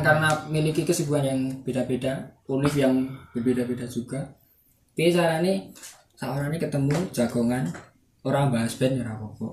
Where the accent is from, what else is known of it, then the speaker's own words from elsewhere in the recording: Java, Indonesia; accent: medok (thick Javanese); aku kan wong medok ngene